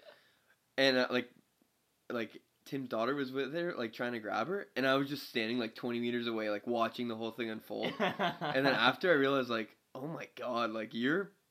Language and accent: English; Canada; being Canadian